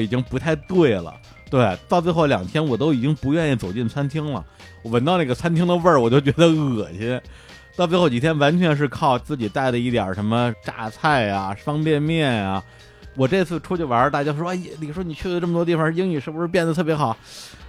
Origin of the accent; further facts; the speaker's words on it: Mentougou District, Beijing, China; 从小就生活在中国北京市门头沟区的那么一个山沟沟里边儿